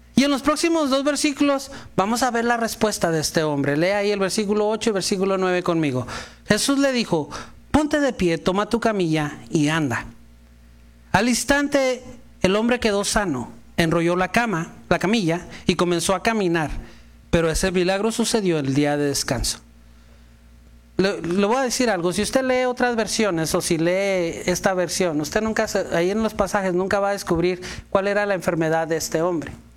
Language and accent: Spanish; Mexico; Si yo como buen mexicano